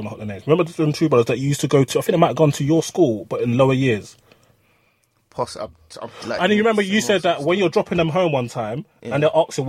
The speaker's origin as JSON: {"language": "English", "region": "London", "country": "United Kingdom", "said": "We're both from Northwest."}